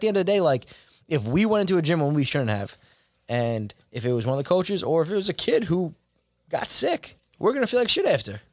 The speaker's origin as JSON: {"language": "English", "town": "Rockville Centre", "region": "New York", "country": "United States", "tie": "born or raised there", "said": "I grew up in Rockwell Center, went to Southside for high school"}